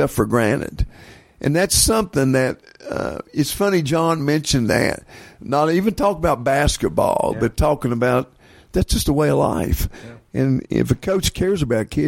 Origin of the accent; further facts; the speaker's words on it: West Virginia, United States; when I was growing up in West Virginia, our grade schools played against each other